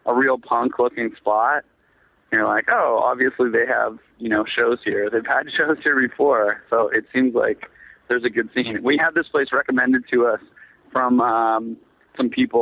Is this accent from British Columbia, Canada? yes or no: no; Waterloo, Ontario, Canada; growing up in Southern Ontario, again, just making do with what we had. We threw a lot of basement shows, like in Waterloo, where I grew up